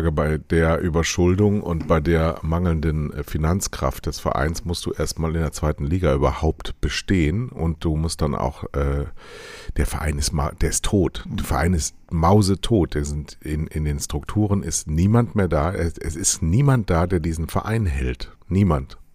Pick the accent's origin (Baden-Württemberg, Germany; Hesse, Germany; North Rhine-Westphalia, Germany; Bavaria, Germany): Bavaria, Germany; Munich; Ja, ich bin ja, ich komme ja aus München.